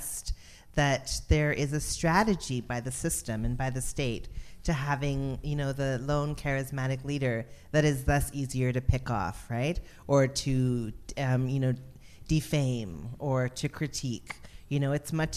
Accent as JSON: {"language": "English", "town": "Toronto", "region": "Ontario", "country": "Canada", "tie": "born or raised there", "also_born_or_lived": "Montreal / Memphis, Tennessee / Vancouver", "said": "I would say Toronto. I would say Weston."}